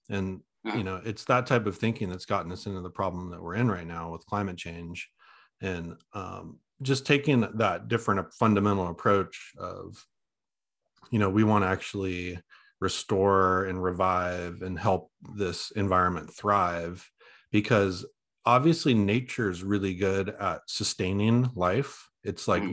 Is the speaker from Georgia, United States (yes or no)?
no; Oregon, United States; I'm from Oregon, so I know the area really well